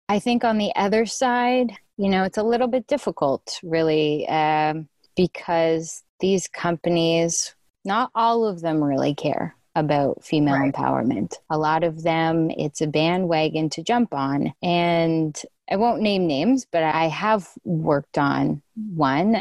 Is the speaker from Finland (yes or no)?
no; Canada; moved away as an adult; now in United States; I'm Canadian, so I've been in the States for about four years now